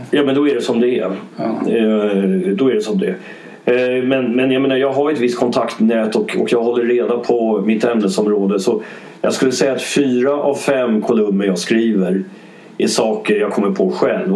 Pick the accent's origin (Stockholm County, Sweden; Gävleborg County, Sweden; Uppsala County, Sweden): Stockholm County, Sweden; Stockholm; also born or lived in Dublin, Ireland; Stockholm där jag bodde, där, där jag är uppvuxen